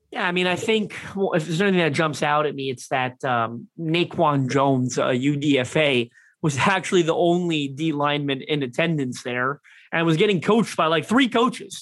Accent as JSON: {"language": "English", "town": "Toronto", "region": "Ontario", "country": "Canada", "said": "I'm from Toronto, Canada."}